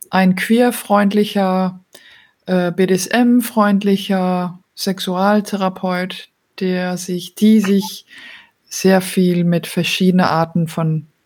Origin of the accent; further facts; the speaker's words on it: Belgium; also born or lived in Denmark; now in Germany; bin ursprünglich aus Dänemark, aber in Belgien aufgewachsen und jetzt wohne ich derzeit in Deutschland und bin schon länger international unterwegs